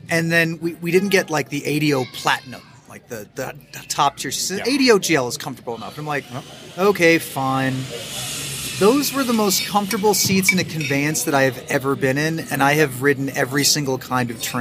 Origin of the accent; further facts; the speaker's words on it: Chiapas, Mexico; oh, I'm from Chiapas, but no, the original, the original, the OGs of Mexico are the Oaxacanos